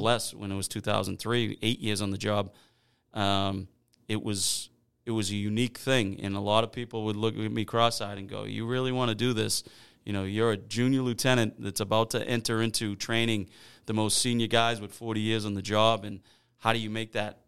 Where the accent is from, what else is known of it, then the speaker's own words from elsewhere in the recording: Weymouth, Massachusetts, United States; I grew up in North Weymouth